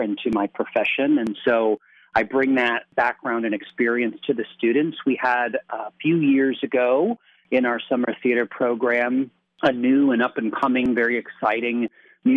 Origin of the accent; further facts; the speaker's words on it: Stroudsburg, Pennsylvania, United States; I grew up in the Stroudsburg, Delaware Water Gap area. I attended East Stroudsburg High School